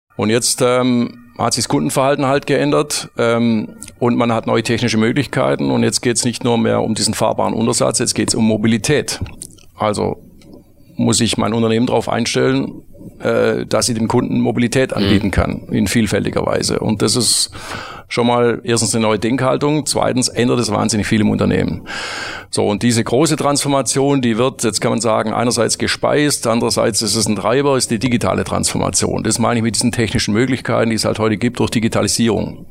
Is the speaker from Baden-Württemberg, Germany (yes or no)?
yes; Metzingen, Baden-Württemberg, Germany; also born or lived in Stuttgart / United States; ich komm aus Metzingen, einer Kleinstadt, äh, südlich von Stuttgart mit zwanzigtausend Einwohnern